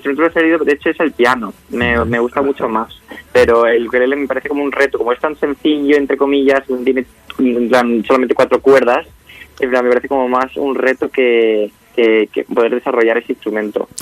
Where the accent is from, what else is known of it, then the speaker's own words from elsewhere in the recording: Extremadura, Spain; yo además soy de Extremadura